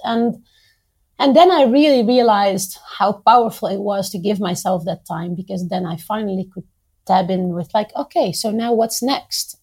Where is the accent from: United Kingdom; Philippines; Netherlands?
Netherlands; moved away as an adult; now in Beirut, Lebanon; I did move at one point from my home country, the Netherlands, to Lebanon when I met my husband, and I moved here 11 years ago